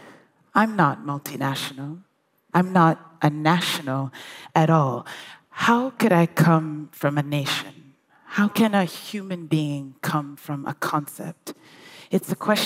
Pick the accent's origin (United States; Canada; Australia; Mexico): United States; Brookline, Massachusetts; born or raised there; also born or lived in England / New York City / Accra, Ghana